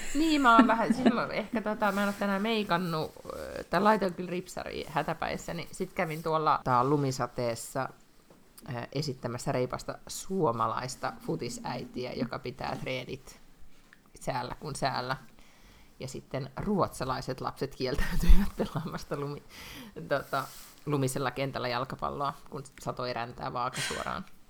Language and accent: Finnish; Finland; now in Sweden; mä oon Suomesta